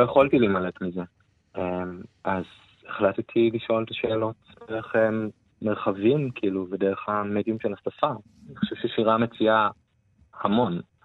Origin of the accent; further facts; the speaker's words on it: Israel; moved away as an adult; now in Berlin, Germany; אחד הדברים המרכזיים שלי בהוויה כישראלי היא, אי שייכות